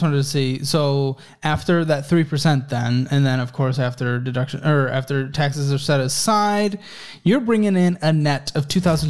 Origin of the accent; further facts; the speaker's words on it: Kalamazoo, Michigan, United States; now in Austin, United States; I'm from Michigan. West Michigan, actually. That's where I'm from. I'm from Kalamazoo.